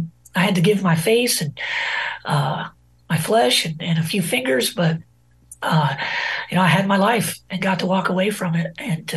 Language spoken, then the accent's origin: English; Rogers, Arkansas, United States; So I enlisted out of my hometown here in Rogers, Arkansas, back in 2003 at the onset of the war.